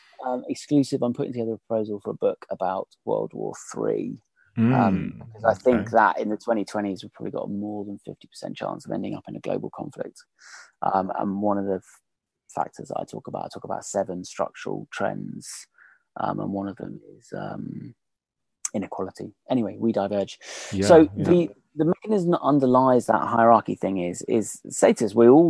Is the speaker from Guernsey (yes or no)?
no; Australia; Well, we as in the Australians, rather.